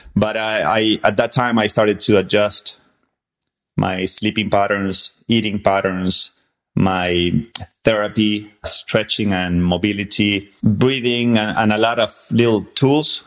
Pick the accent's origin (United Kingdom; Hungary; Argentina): Argentina; born or raised there; English is a second language; moved away as an adult; also born or lived in San Antonio, Texas; now in Texas, United States